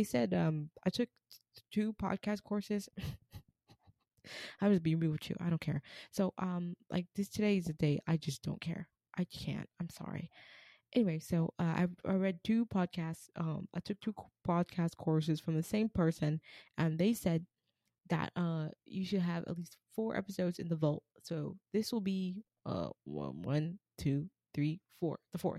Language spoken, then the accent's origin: English; United States; I'm American. African American